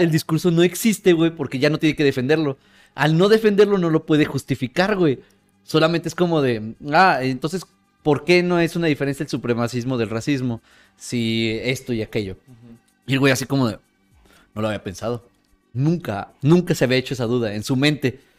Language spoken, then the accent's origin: Spanish; Mexico; siendo mexicano